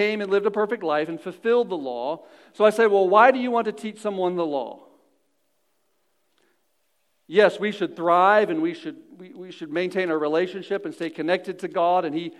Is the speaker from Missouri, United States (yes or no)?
yes; Missouri, United States; I'm born into Missouri